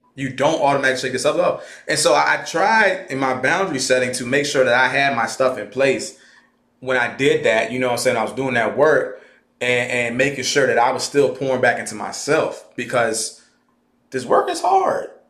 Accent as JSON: {"language": "English", "area": "Caroline County", "region": "Virginia", "country": "United States", "said": "I'm from Caroline County. I'm from the Caroline County, on to be exact. I don't claim Fredericksburg"}